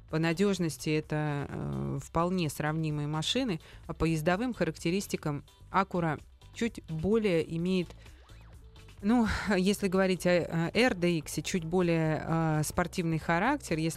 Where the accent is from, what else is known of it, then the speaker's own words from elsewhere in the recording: Grozny, Chechnya, Russia; Именно, я из Грозного.